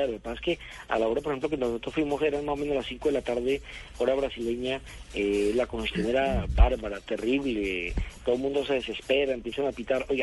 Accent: Colombia; Por ejemplo, nosotros que nos vinimos de Colombia no pagamos exceso de peso.

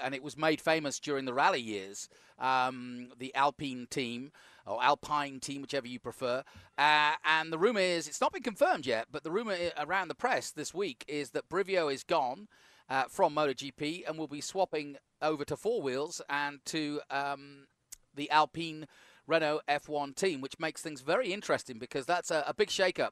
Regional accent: United Kingdom; as a Brit

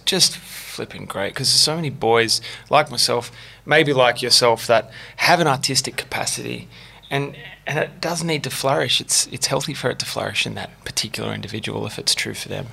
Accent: St Ives, New South Wales, Australia; I grew up in St Ives

